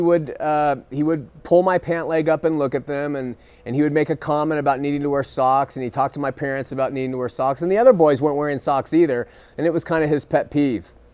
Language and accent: English; Southern California, United States; I grew up in Southern California